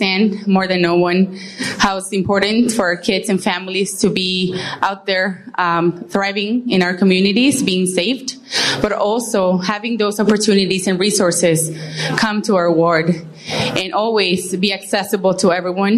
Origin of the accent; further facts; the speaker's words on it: Mexico; moved away as an adult; also born or lived in Brighton Park, Chicago; now in Chicago, United States; I was born and raised in Mexico, and I call home Brighton Park since I arrived to Chicago 12 years ago.